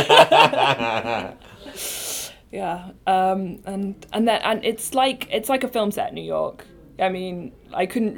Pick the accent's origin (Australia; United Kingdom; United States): United Kingdom; accent: British; my British accent